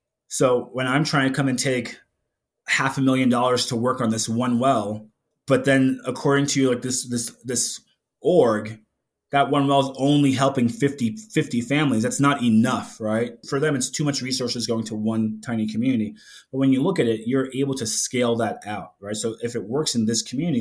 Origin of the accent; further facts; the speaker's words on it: New York City, New York, United States; moved away; growing up in New York City